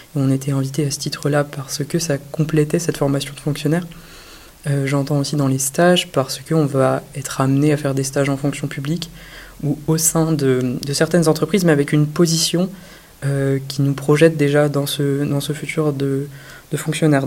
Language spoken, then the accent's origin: French; Brittany, France; also born or lived in Rennes; je suis breton